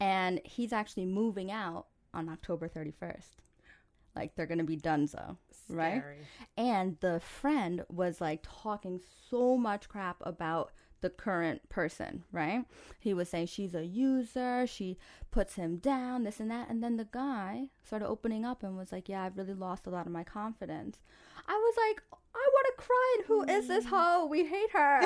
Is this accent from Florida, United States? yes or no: no; New York, United States; I'm from New York.